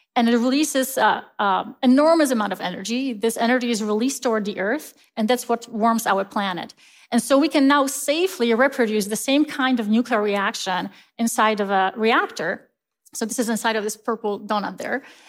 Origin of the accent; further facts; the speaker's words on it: Poland; moved away as an adult; now in United States; I grew up in Poland, and I was raised, uh, in a Christian faith